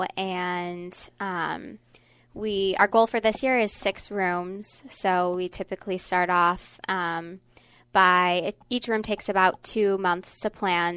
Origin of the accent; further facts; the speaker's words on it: Beaver Dam, Wisconsin, United States; my hometown of Beaver Dam, Wisconsin